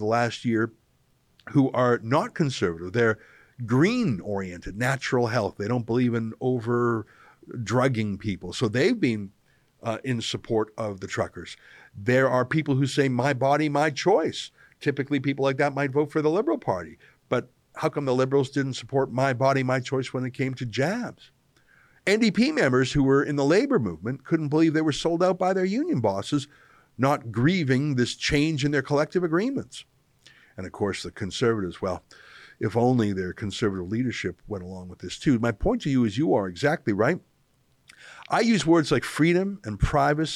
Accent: Western Canada, Canada; moved away; a English Canadian originally from the West

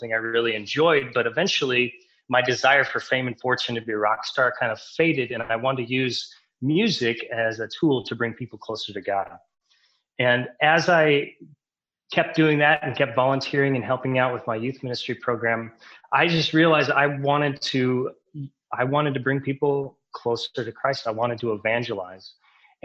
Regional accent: Omaha, Nebraska, United States; I grew up in Omaha, Nebraska.

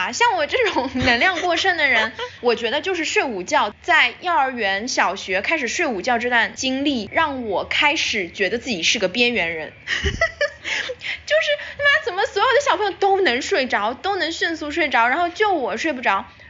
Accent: China; moved away; 我也是前些年回国实习了一次之后，

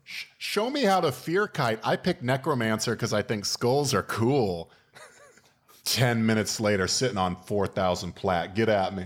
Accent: Florida, United States; I'm from Florida

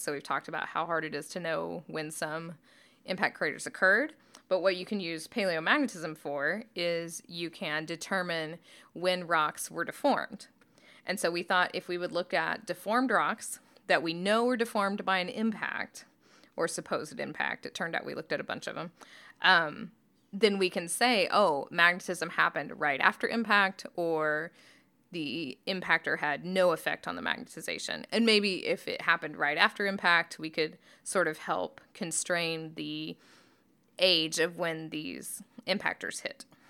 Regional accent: northeast Oklahoma, United States; moved away; I grew up in Oklahoma. and in northeast Oklahoma

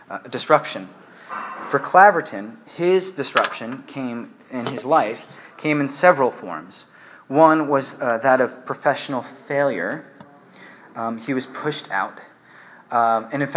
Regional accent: United States; moved away as an adult; now in England, United Kingdom; I'm living in England right now. I'm an American.

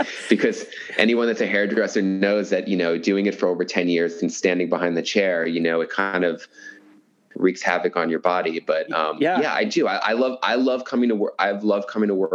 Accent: New York City, New York, United States; moved away as an adult; also born or lived in Brooklyn, New York; now in United States (West Coast); I'm born and raised in New York, and I lived there for 37 years

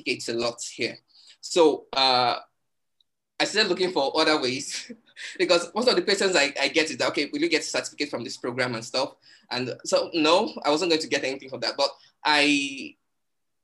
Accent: Nigeria; I'm a Nigerian. And I live in Lagos, Nigeria

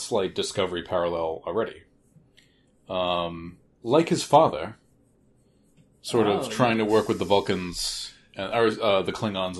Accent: Massachusetts, United States; Born and raised in Massachusetts, never once been to Marblehead.

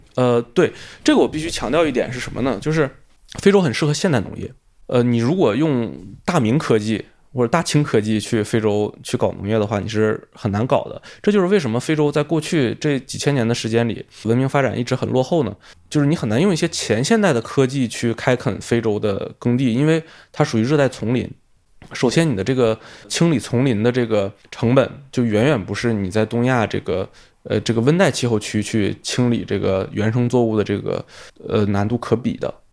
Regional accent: China; moved away as an adult; also born or lived in Africa; 首先我是一个中国人，我这辈子不太可能移民

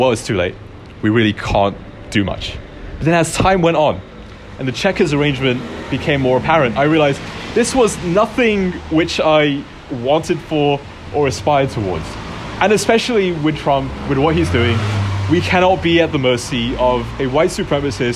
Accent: London, United Kingdom; my hometown of Barking Dagenham

